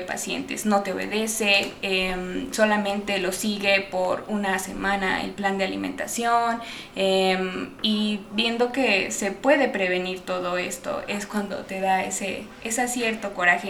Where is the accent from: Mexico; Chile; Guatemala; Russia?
Mexico; que no tenemos la cultura como, como mexicano de, tratarnos